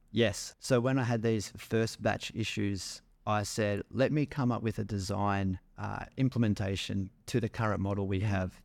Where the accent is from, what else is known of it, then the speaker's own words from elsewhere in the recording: Melbourne, Victoria, Australia; moved away as an adult; also born or lived in Manly; I was from the outer eastern suburbs of Melbourne, little suburb called Eastmont.